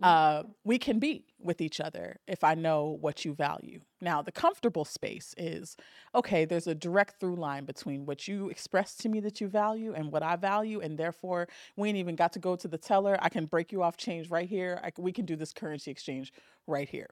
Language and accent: English; Southern California, United States; born and raised in Southern California